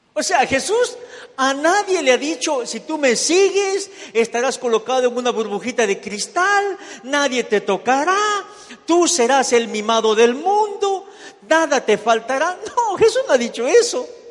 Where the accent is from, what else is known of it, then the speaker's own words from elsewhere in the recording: Ecuador; moved away as an adult; also born or lived in Miami; now in United States; me regresé para Ecuador, yo soy ecuatoriano.